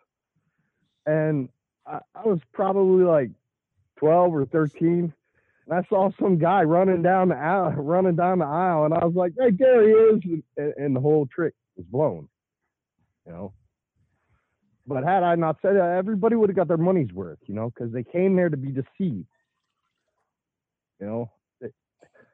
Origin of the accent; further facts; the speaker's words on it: Grove City, Ohio, United States; also born or lived in Upper Arlington, Ohio; I grew up in Grove City, and then I relocated to Upper Arlington